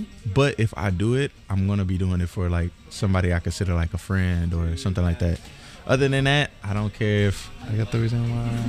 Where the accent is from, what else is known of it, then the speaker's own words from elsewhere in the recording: DeRidder, Louisiana, United States; also born or lived in Atlanta, Georgia; now in Tokyo, Japan; I'm from DeRidder, Louisiana